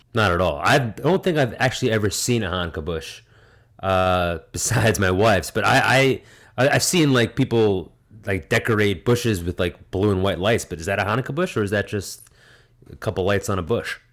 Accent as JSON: {"language": "English", "region": "New Jersey", "country": "United States", "tie": "born or raised there", "said": "the town over from mine growing up in Jersey"}